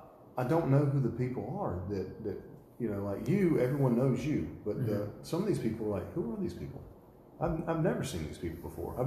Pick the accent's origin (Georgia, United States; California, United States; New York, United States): Georgia, United States; Statesboro; But I would see people that I grew up with in my hometown, and they're in, you know, Statesboro Stars and things like this, and they're like, you know, these big to-do people in Statesboro now.